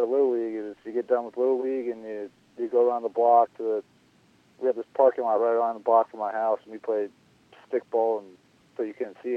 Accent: Long Island, New York, United States; that's where I grew up. I grew up on Long Island.

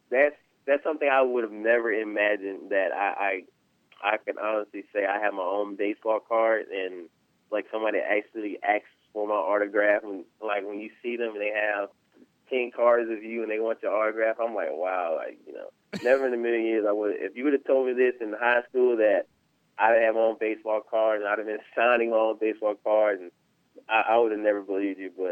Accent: South Carolina, United States; me and Trap, we're we're really great friends, and we're both from the South Carolina area.

